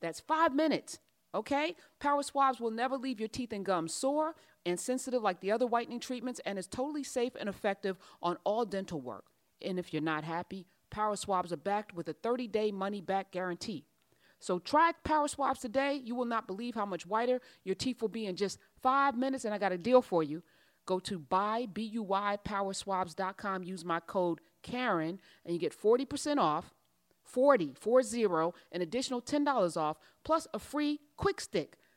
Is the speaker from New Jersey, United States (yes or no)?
yes; East Orange, New Jersey, United States; I'm from East Orange.